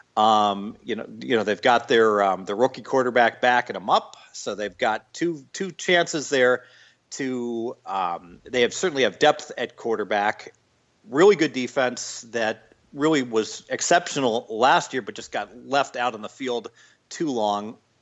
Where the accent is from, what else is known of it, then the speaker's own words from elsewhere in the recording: Dayton, Ohio, United States; I'm from Dayton, Ohio, so right down I 75